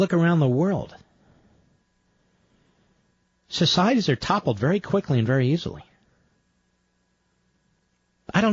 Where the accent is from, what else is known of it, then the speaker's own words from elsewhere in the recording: Philadelphia, Pennsylvania, United States; Growing up in Philadelphia